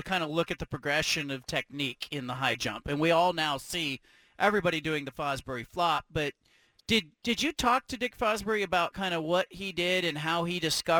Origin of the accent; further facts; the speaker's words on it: California, United States; now in Oregon, United States; I'm in middle school in, you know, years ago, growing up in California